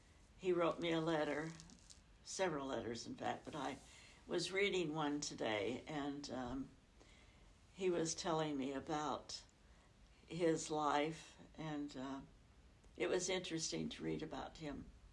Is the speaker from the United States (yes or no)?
yes; Idaho, United States; now in Utah, United States; Yes, it does, because it's farther north. I remember being snowed in for 2 weeks.